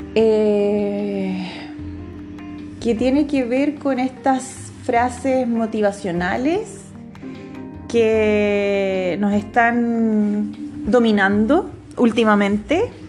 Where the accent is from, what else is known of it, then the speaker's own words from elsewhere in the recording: Rancagua, O'Higgins, Chile; moved away as an adult; now in Santiago, Chile; actualmente estoy viviendo en Santiago, estoy trabajando, llevo cuatro años ya, soy de Rancagua, mi familia está en Rancagua